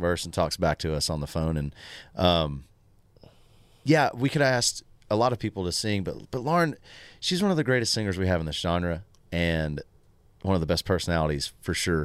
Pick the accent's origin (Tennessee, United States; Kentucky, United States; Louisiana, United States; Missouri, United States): Tennessee, United States; Tullahoma; born or raised there; moved away